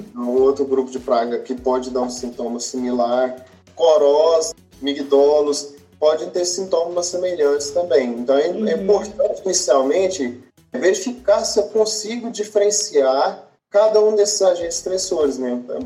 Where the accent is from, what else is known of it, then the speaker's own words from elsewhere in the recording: Pompéu, Minas Gerais, Brazil; moved away as an adult; also born or lived in Viçosa, Minas Gerais / Jaboticabal, São Paulo; eu sou natural de Pompeu, Minas Gerais